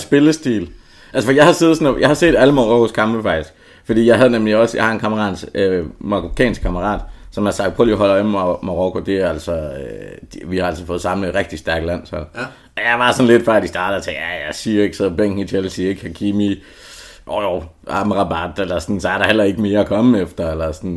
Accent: Southern Jutland, Southern Denmark, Denmark; jeg kommer fra Sønderjylland

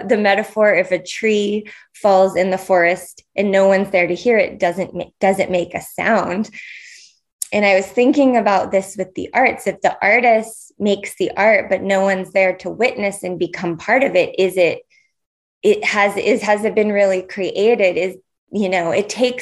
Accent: California, United States; now in Portland, United States; I'm born and raised in California

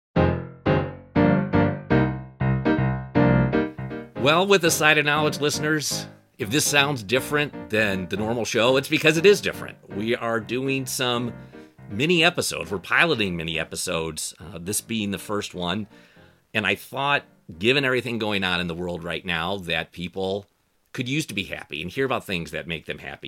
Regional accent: outside Detroit, Ann Arbor, Michigan, United States; I grew up outside of, uh, Detroit, Ann Arbor

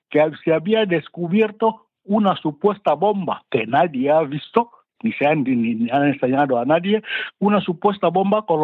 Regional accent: Equatorial Guinea; cuanto sucede, cuanto acontece en mi país, en Guinea Ecuatorial.

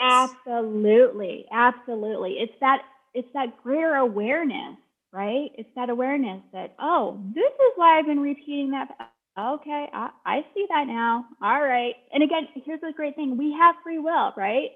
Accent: Sioux City, Iowa, United States; I'm from Sioux City. Like, I grew up going to powwows

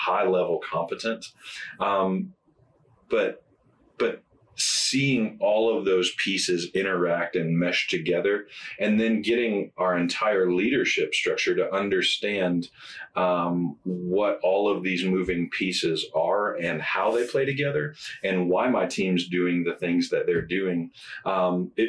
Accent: Indiana, United States; moved away as an adult; also born or lived in Memphis, Tennessee / Jonesboro, Arkansas; we're both from Indiana. We'd love to be back closer to family

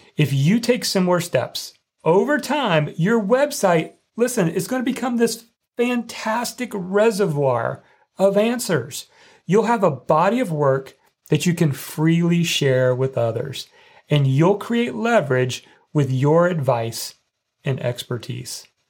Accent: Indiana, United States; growing up in Indiana

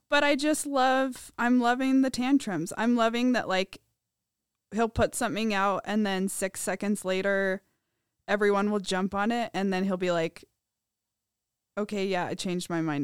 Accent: Provo, Utah, United States; I'm from Provo

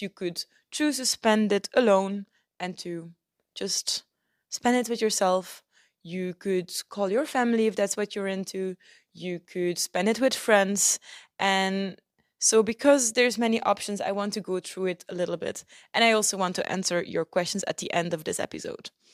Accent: Belgium; moved away as an adult; also born or lived in Turkey; I'm home in Belgium. in my hometown with my family

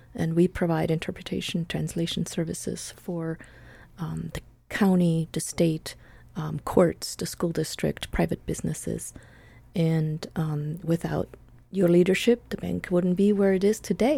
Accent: Buenos Aires, Argentina; English is a second language; moved away as an adult; also born or lived in Switzerland; now in United States; I was born in Buenos Aires, Argentina. Um, my parents were Swiss, and so I grew up in sort of dual worlds, and I came to the United States when I was nineteen to learn English

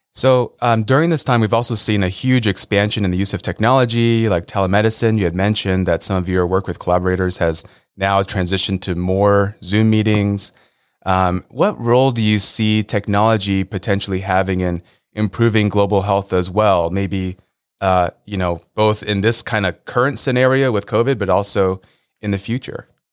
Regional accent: Los Angeles, California, United States; I grew up in Los Angeles as a diehard Lakers fan.

